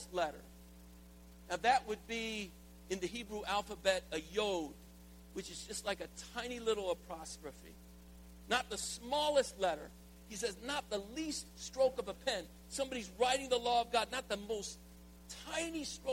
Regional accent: the South, United States; I'm from the South

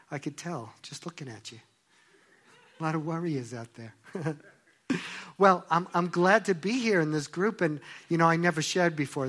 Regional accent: Long Island, New York, United States; Well, you know, I grew up in Long Island, New York, and if you've never been there, it's Jews for miles.

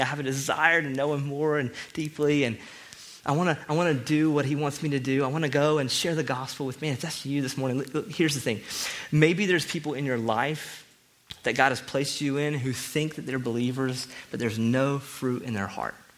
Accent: the South, United States; I'm from the South

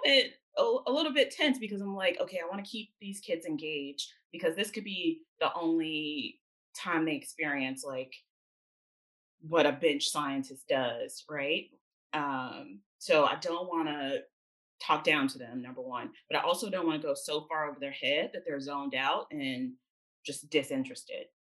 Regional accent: Jackson, Mississippi, United States; moved away as an adult; also born or lived in Atlanta, Georgia / Nashville, Tennessee; I grew up in Jackson, Mississippi, born and raised

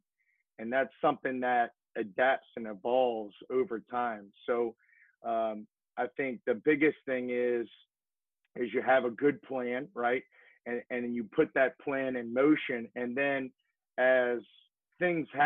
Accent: New Orleans, Louisiana, United States; also born or lived in Tuscaloosa, Alabama / Georgia / Florida / Texas; now in Lafayette, United States; born and raised in New Orleans, Louisiana

